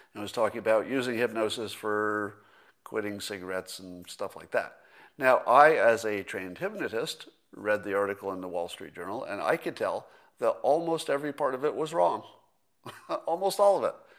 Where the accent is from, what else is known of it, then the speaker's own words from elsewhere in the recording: California, United States; a Californian